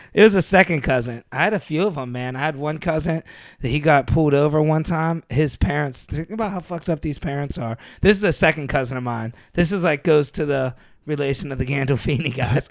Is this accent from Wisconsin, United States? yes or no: no; Youngstown, Ohio, United States; moved away; I never left Ohio.